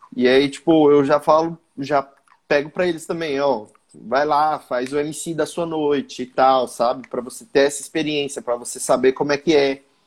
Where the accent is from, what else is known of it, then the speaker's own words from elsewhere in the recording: Mato Grosso, Brazil; eu sou do Mato Grosso